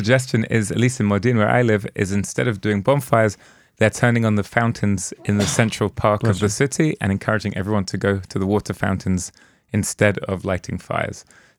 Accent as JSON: {"language": "English", "region": "London", "country": "United Kingdom", "tie": "born or raised there", "also_born_or_lived": "Liverpool", "said": "when I was a kid growing up in London, I went to university in a place called Liverpool"}